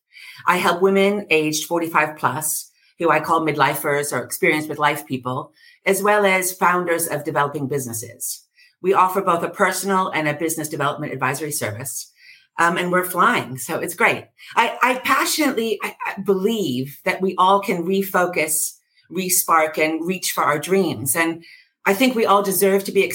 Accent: United States; accent: New York; moved away as an adult; now in London, United Kingdom; I was raised in America, as you can hear from my drawl

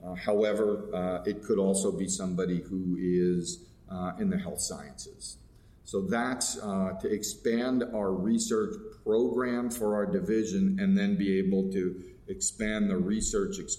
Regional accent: New York, United States; moved away as an adult; now in Los Angeles, United States; I am a New Yorker through and through, and to have moved after being in one place for almost 25 years

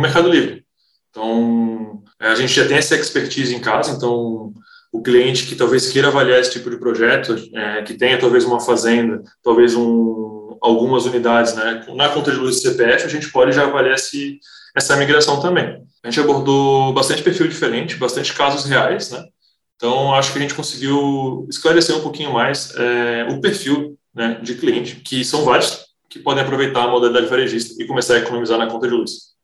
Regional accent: Florianópolis, Santa Catarina, Brazil; also born or lived in Toulouse, France; eu sou natural de Florianópolis

